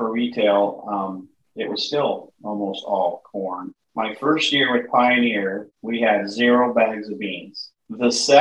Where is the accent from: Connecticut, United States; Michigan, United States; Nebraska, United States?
Nebraska, United States; Bassett; also born or lived in Atkinson, Nebraska; I'm originally from this area. I'm from Bassett, which is 30 miles west